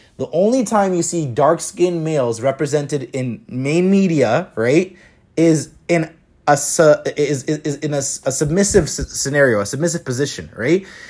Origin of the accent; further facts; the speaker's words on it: Toronto, Ontario, Canada; growing up in Toronto